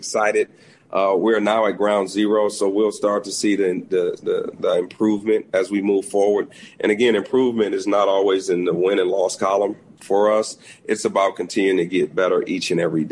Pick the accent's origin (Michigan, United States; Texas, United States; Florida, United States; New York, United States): Michigan, United States; Detroit; I live in Detroit, which I think is important. This is my hometown.